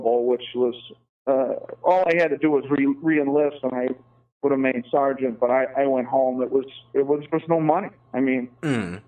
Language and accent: English; United States; as an American